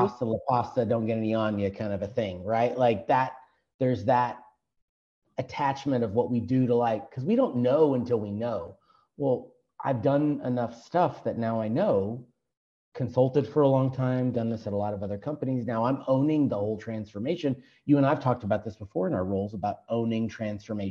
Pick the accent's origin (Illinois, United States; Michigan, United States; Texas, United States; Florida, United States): Texas, United States